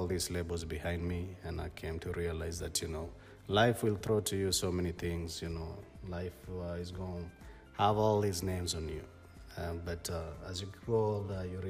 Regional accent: Kenya; I'm a Kenyan guy

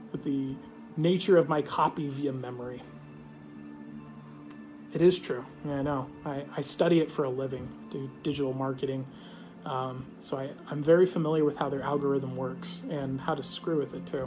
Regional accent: Australia; I'm Australian.

